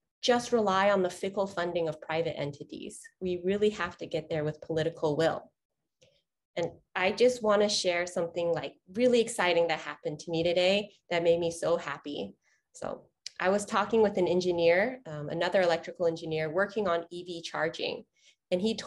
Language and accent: English; Houston, Texas, United States; I was born and raised in Houston, Texas